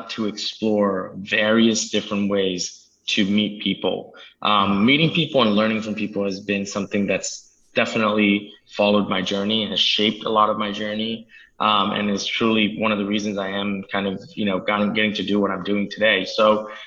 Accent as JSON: {"language": "English", "region": "New Jersey", "country": "United States", "tie": "born or raised there", "also_born_or_lived": "India", "said": "Grew up in New Jersey, and I've been here kind of my whole life. I was actually born in India, but I came here extremely young"}